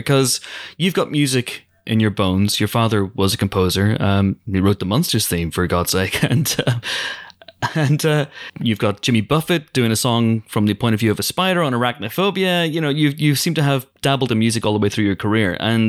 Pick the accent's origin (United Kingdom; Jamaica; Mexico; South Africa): United Kingdom; I'm British.